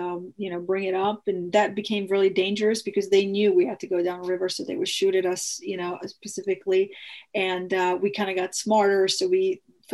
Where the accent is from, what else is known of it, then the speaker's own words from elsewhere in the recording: Mostar, Federation of Bosnia and Herzegovina, Bosnia & Herzegovina; moved away; I'm originally from Bosnia, and if you remember in early 90s, there was a genocide there. And my city of Mostar